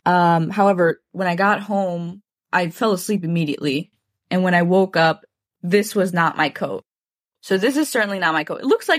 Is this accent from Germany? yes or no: no; Mexico; And I feel like we shouldn't reveal that we're from Mexico.